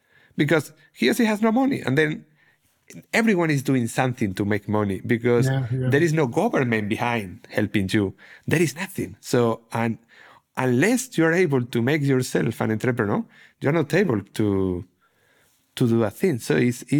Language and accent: English; Spain; English is a second language; moved away; I'm from Spain